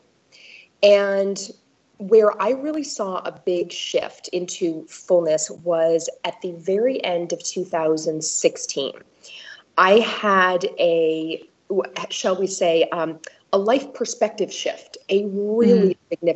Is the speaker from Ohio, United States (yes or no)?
no; Maine, United States; also born or lived in East Coast / West Coast; now in Milwaukee, United States; I grew up in Maine, and I've lived really all over the country, East Coast, West Coast, East Coast, and now in the Midwest